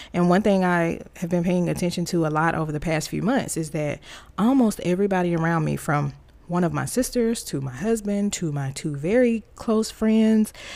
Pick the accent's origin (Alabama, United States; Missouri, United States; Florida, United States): Alabama, United States; Tuscaloosa; moved away as an adult; I was born and raised in Alabama, Tuscaloosa Road Tide, Big Country, Alabama